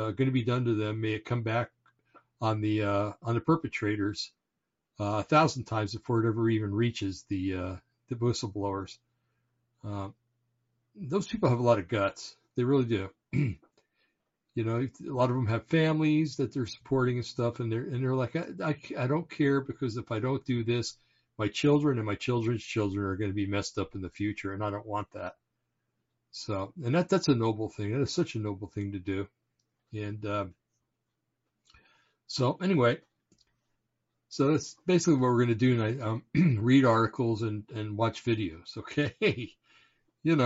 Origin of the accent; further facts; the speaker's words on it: Bergen County, New Jersey, United States; I was born in Bergen County, New Jersey, and it's kind of like the home base for the mafia.